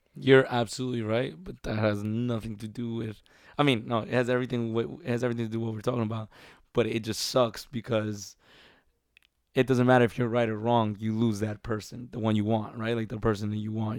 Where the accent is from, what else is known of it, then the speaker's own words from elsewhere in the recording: New York, United States; Growing up in New York